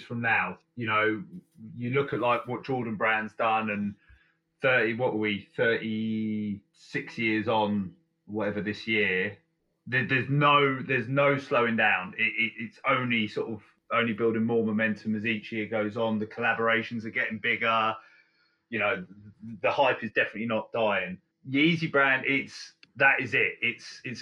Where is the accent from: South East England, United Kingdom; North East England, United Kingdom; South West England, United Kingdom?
South East England, United Kingdom; Guildford; my hometown of Guildford